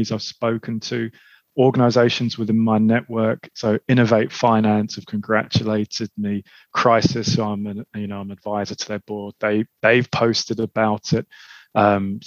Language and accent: English; London, United Kingdom; I grew up in Southeast London, grew up in Lewisham.